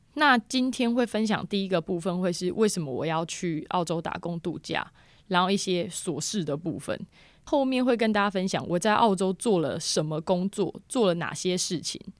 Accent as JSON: {"language": "Chinese", "country": "Taiwan", "moved": "as an adult", "lives_now": "Australia", "said": "我现在住南边，然后我是台湾人。那我那时候住在Bull Creek"}